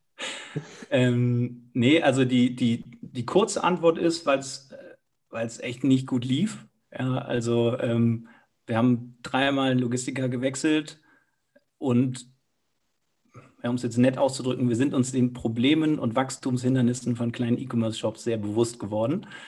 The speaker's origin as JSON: {"language": "German", "town": "Cologne", "region": "North Rhine-Westphalia", "country": "Germany", "tie": "born or raised there", "moved": "as an adult", "lives_now": "Munich, Germany", "said": "bin selber gebürtiger Kölner"}